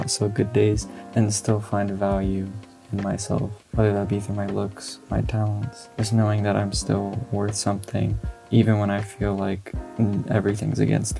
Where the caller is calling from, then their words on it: Idaho, United States; calling from Idaho in the US